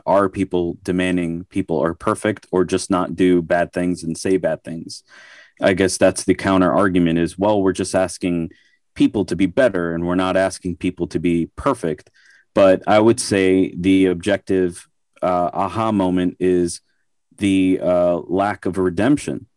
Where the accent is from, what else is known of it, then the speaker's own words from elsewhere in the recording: New York, United States; I grew up in New York